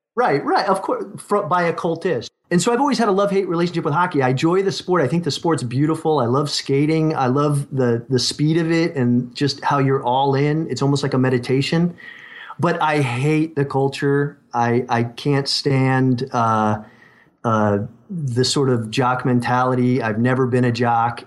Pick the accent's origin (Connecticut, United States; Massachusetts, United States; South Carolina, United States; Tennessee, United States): Connecticut, United States; now in Southern California, United States; I grew up in Connecticut